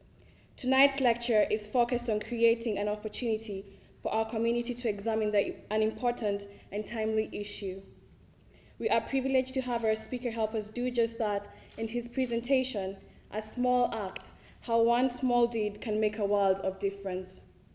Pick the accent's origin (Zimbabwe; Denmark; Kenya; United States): Kenya; moved away; I'm a sophomore in the business school. I was born and raised in Kenya